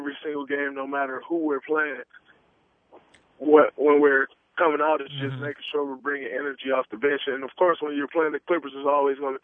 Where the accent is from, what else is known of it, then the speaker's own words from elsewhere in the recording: Saginaw, Michigan, United States; growing up in Saginaw